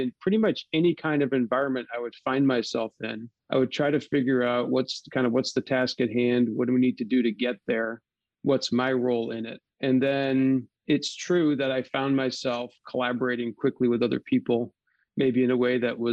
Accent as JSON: {"language": "English", "town": "Dalton", "region": "Massachusetts", "country": "United States", "tie": "born or raised there", "also_born_or_lived": "Seattle, Washington", "moved": "as an adult", "said": "My parents are still here, still living in Dalton, just a stone's throw from the house I grew up"}